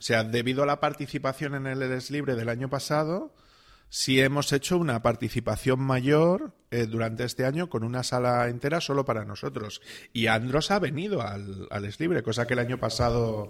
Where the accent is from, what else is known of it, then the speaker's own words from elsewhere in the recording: Salamanca, Castile and León, Spain; yo vengo de Salamanca, donde todo es antiguo